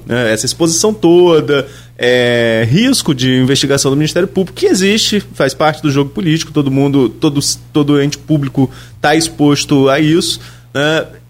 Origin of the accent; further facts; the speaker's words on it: São João da Barra, Rio de Janeiro, Brazil; eu sou servidor público também, lá na minha cidade, em São João da Barra